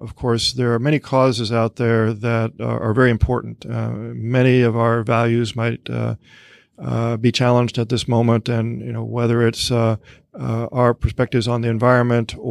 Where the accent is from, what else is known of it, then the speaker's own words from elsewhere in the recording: Missouri, United States; moved away; trips back home to my home state of Missouri